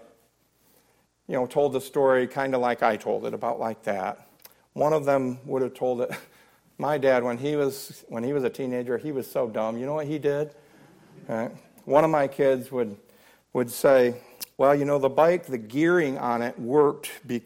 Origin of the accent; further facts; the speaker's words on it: Blissfield, Michigan, United States; moved away; my hometown of Blissfield, Michigan, we had the Raisin River.